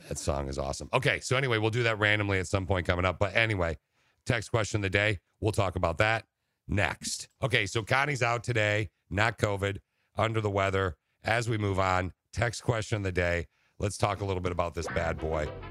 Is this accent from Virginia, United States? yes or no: no; Okemos, Michigan, United States; also born or lived in Laingsburg, Michigan; my hometown, Okemos